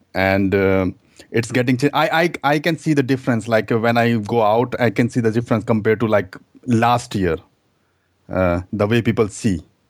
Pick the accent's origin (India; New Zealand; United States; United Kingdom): India; moved away as an adult; now in Germany; I'm German, but I'm immigrant from India, actually. So, I came here two thousand six